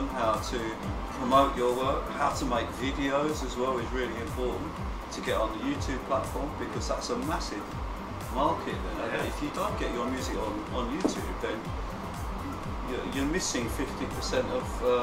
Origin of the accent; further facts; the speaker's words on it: England, United Kingdom; moved away as an adult; also born or lived in Barcelona, Spain; I was born in England, but I actually haven't lived there since 1992